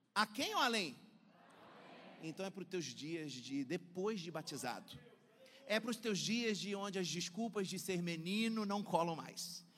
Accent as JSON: {"language": "Portuguese", "region": "Rio de Janeiro", "country": "Brazil", "moved": "as an adult", "lives_now": "Belo Horizonte, Brazil", "said": "Eu sou carioca, morei 24 anos no Rio de Janeiro"}